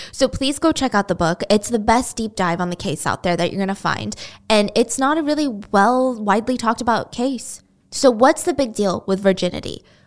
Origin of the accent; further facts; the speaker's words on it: United States; English is a second language; I grew up thinking everyone in America spoke Korean.